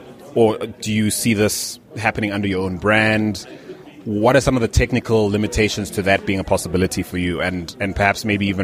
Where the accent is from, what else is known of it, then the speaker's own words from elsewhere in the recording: Zimbabwe; now in South Africa; Zimbabwean living in South Africa?